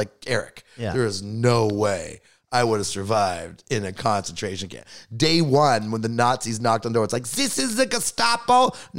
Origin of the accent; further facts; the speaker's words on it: Toronto, Ontario, Canada; and I'm from Toronto, like one of the biggest, most multicultural cities in all the world, right?